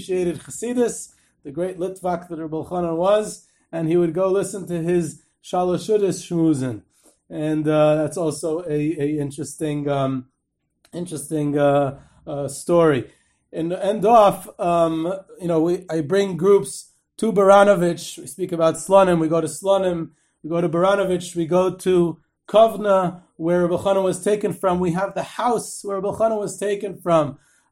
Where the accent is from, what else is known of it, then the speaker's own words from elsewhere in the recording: Israel; I'm from Eretz Yisrael, and I'm used to the warmer climate